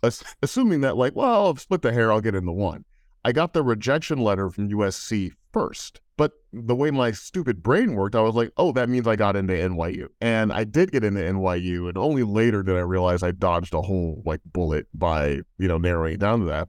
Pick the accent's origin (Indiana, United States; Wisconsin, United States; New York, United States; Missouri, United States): Missouri, United States; St. Louis; Being an only child growing up in Saint Louis, Missouri